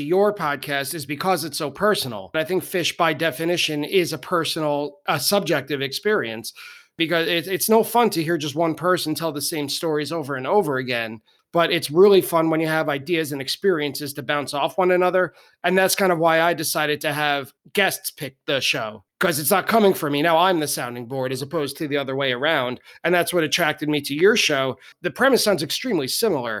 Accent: Long Island, New York, United States; born and raised on Long Island

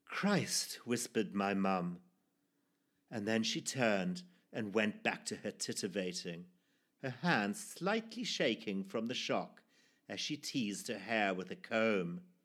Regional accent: Zimbabwe; born or raised there

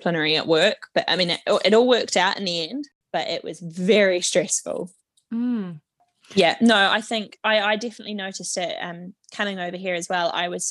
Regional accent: Wellington, New Zealand; moved away as an adult; now in England; I grew up in Wellington, where we've got the Opera House and the St. James Theatre.

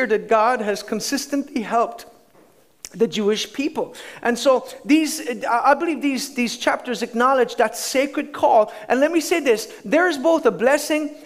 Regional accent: Ireland; as an Irishman, have the right to live in Ireland

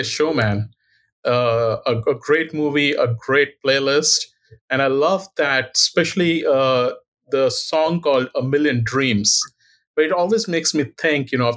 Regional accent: India; moved away as an adult; now in Cleveland, United States; I was born in India and I did my medical school training in India. And then subsequently, I came here in 2001.

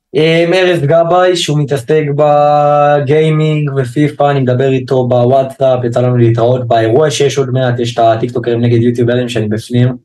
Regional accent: Haifa, Haifa District, Israel; אני מחיפה

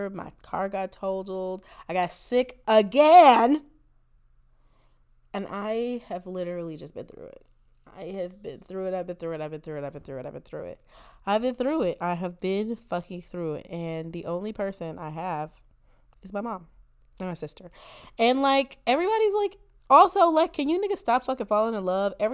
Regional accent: Rancho Cucamonga, California, United States; I am from Rancho Cucamonga. I have never even been in this state before.

